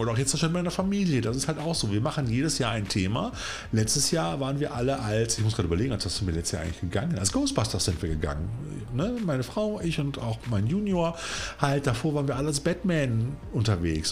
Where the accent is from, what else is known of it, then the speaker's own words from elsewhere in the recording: Cologne, North Rhine-Westphalia, Germany; ich persönlich bin ja als gebürtiger Kölner eine reine Frohnatur